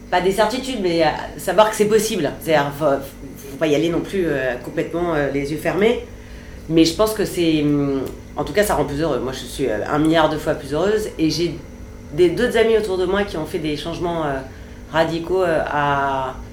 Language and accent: French; France; Je suis française, finalement il y, a une cohérence.